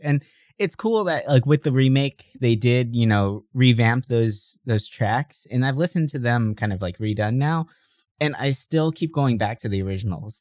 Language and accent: English; San Diego, California, United States; I grew up in San Ysidro